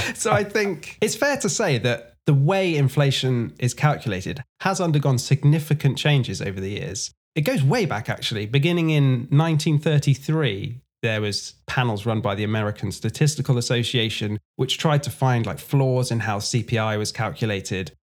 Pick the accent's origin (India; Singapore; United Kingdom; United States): United Kingdom; England; I'm from England